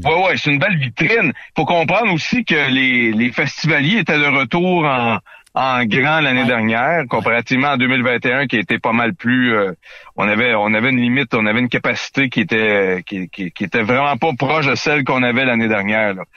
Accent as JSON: {"language": "French", "region": "Quebec", "country": "Canada", "said": "notre culture qui, qui nous est propre chez nous au Québec"}